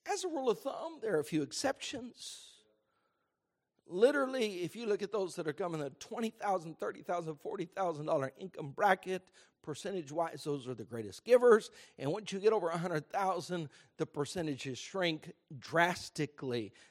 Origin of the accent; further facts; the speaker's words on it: Houston, Texas, United States; of here in Houston, Texas. I grew up in a Christian home.